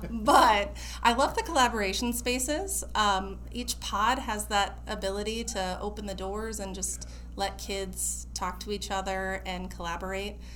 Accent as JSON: {"language": "English", "town": "Harlan", "region": "Iowa", "country": "United States", "also_born_or_lived": "California", "moved": "as an adult", "lives_now": "Des Moines, United States", "said": "I was from Harlan, Iowa, super small town."}